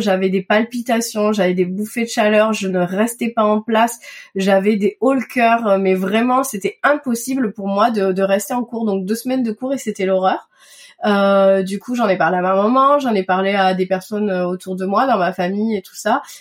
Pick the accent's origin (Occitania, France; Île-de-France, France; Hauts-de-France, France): Occitania, France; Toulouse; also born or lived in Madagascar / Paris; je suis née et j'ai grandi à Toulouse